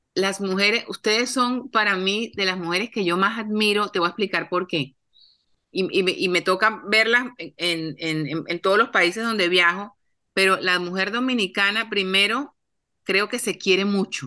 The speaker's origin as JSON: {"language": "Spanish", "town": "Cartagena", "region": "Bolívar", "country": "Colombia", "said": "cartageneras como yo, colombianas"}